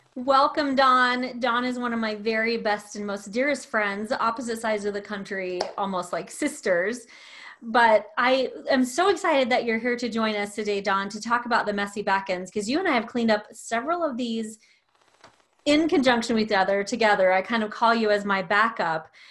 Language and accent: English; the South, United States; I'm from the South